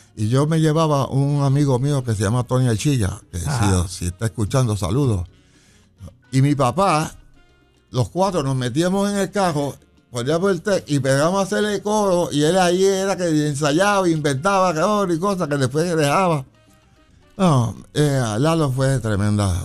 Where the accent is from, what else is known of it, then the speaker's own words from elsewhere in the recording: San Juan, Puerto Rico; also born or lived in Chicago, Illinois; a los seis años nos vinimos a vivir a Puerto Rico y viví en la calle Palacios en Villa Palmera